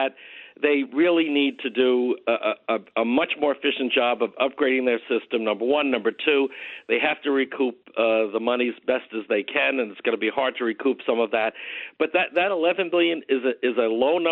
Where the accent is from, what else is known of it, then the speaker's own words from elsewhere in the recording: Nassau County, New York, United States; you and I grew up in Nassau together, and I grew up in a good Republican household